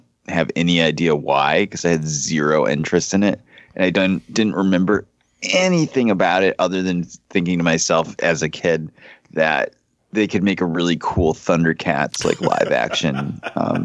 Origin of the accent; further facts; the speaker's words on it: New England, United States; So we all grew up in this area.